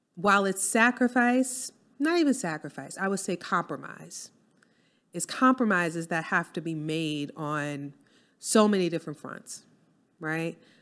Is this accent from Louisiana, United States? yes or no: yes; New Orleans, Louisiana, United States; moved away; I'm from New Orleans